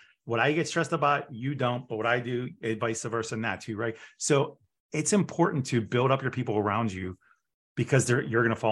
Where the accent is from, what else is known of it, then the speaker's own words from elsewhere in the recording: Pittsburgh, Pennsylvania, United States; moved away; I'm from Pittsburgh